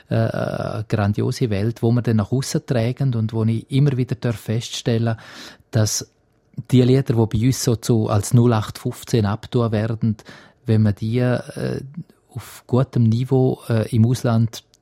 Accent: Graubünden, Switzerland; Also ich bin ein Landei in dem Sinn und, und ich bin schon in Graubünden daheim, fühle mich ganz stark als Bündner.

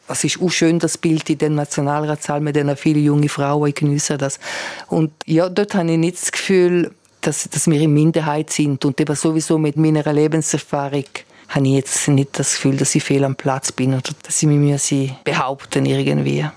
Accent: Bregaglia, Graubünden, Switzerland; weil wir in Bergell wohnen und die Schule dann im Engadin oder in Kur ist

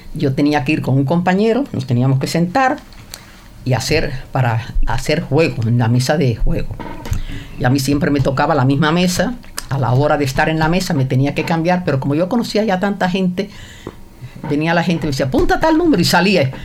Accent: Cienfuegos, Cuba; also born or lived in Havana, Cuba; ahí viví en Cienfuegos hasta los 19 años

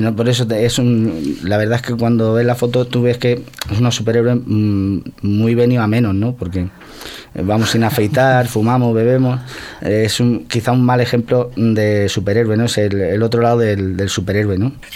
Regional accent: Santa Coloma de Gramenet, Catalonia, Spain; yo soy de Santa Coloma.

